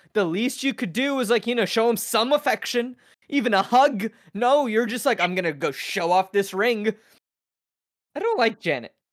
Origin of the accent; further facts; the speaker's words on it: United States; I 100% grew up in America